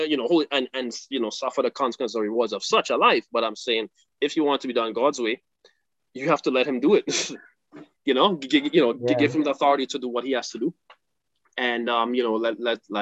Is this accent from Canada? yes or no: no; Trinidad & Tobago; I'm from Trinidad